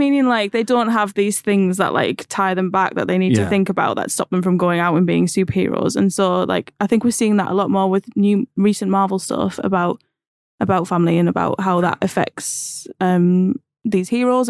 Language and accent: English; Middlesbrough, North East England, United Kingdom; accent: northern; I'm from Middlesbrough